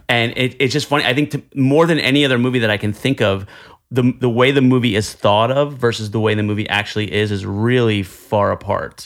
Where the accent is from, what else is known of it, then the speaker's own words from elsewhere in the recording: New Jersey, United States; now in Manhattan, United States; I'm Italian from Jersey